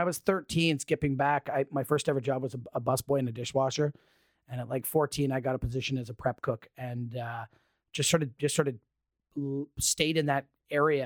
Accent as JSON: {"language": "English", "town": "Midland", "region": "Ontario", "country": "Canada", "said": "I'm from Midland, Ontario. I'm actually from a lake, not an ocean"}